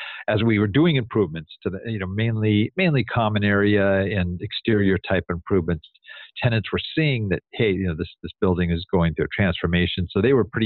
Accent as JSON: {"language": "English", "region": "Southern California", "country": "United States", "said": "I'm from Southern California."}